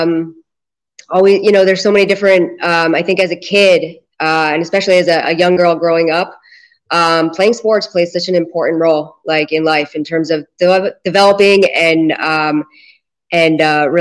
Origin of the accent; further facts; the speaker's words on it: Philadelphia, Pennsylvania, United States; moved away as an adult; now in Israel; I grew up in Philadelphia and or right outside Philadelphia.